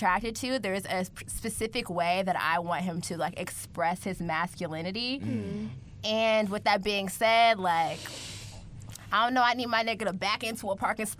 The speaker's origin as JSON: {"language": "English", "area": "Metro Atlanta, Cobb County", "region": "Georgia", "country": "United States", "said": "I'm from Metro Atlanta."}